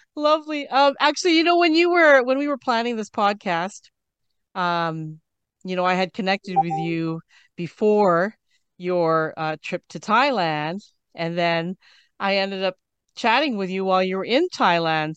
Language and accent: English; Canada; I'm from Canada.